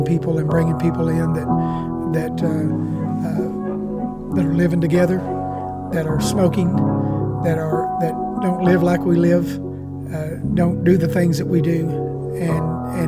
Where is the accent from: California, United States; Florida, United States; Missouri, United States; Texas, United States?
Missouri, United States; Caruthersville; I was born and raised here in Caruthersville